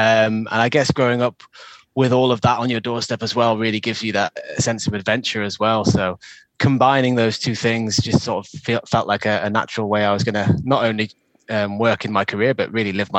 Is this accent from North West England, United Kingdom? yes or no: yes; Lake District, North West England, United Kingdom; I grew up in the Lake District. I was very fortunate to grow up with the outdoors on my doorstep. And so growing up in a place where, you know, you're surrounded by mountains, lakes, rivers, it's all there. It's all on your doorstep. It's part of you.